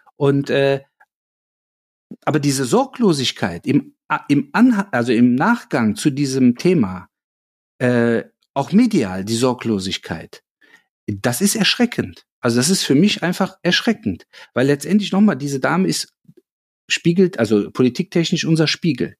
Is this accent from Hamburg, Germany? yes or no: no; Cologne, North Rhine-Westphalia, Germany; fühle ich mich natürlich als gebürtiger Kölner als Kölner, aber auch als Deutscher